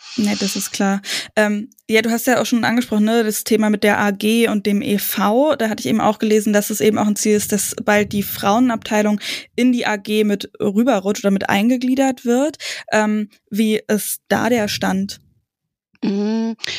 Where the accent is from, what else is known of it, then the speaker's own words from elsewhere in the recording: Brandenburg, Germany; bei uns äh, im Umkreis in Brandenburg